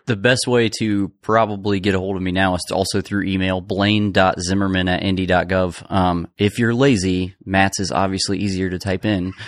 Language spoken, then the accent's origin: English; Cicero, Indiana, United States; now in Indianapolis, United States; I'm not from Indianapolis, I'm from Cicero, I mean, it's close